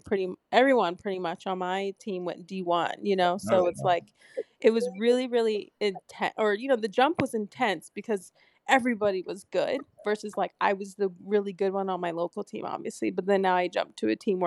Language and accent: English; Palmdale, California, United States; in Southern California where I grew up, and I'm from Palmdale, California originally.